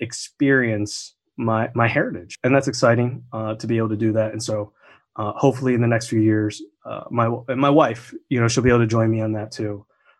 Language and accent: English; New Jersey, United States; also born or lived in Korea; I grew up in Jersey.